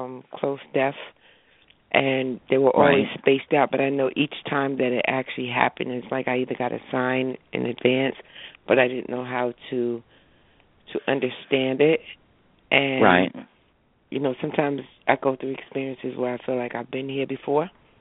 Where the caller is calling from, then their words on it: New Jersey, United States; I'm from New Jersey.